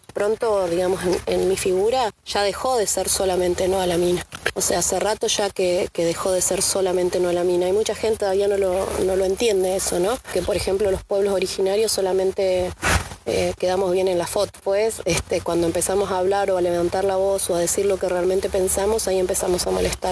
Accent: Esquel, Chubut, Argentina; now in Trevelin, Argentina; vivo en Trevelin en este momento, pero nací en Esquel.

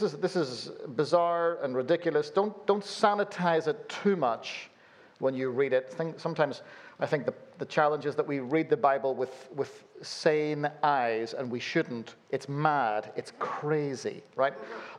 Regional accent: Belfast, Northern Ireland, United Kingdom; born there; Forgive this weird accent that I've got going on here. I was born in Belfast and then have lived all over the place, so you end up with a weird accent like this

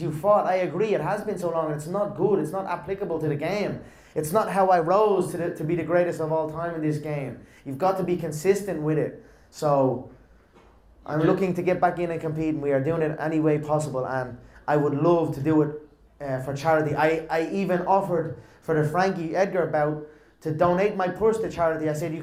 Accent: Leinster, Ireland; I've done this before in my hometown, but I've done it under boxing, in an amateur boxing event in my old boxing club, Crumlin Boxing Club.

